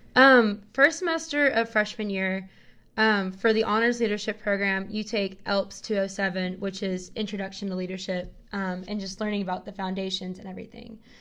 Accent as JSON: {"language": "English", "town": "Knoxville", "region": "Tennessee", "country": "United States", "tie": "born or raised there", "said": "I'm from Knoxville, and I've lived here my whole life"}